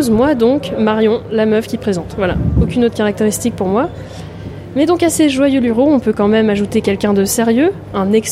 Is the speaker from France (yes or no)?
yes; Normandy, France; now in Brittany, France; je suis normande.